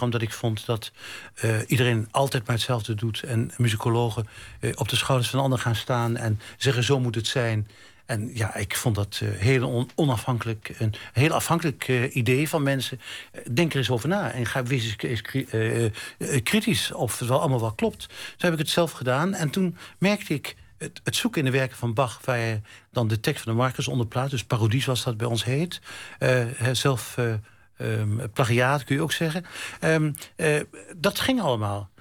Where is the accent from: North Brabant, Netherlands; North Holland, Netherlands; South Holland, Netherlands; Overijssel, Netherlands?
Overijssel, Netherlands; Zwolle; ik kom uit Zwolle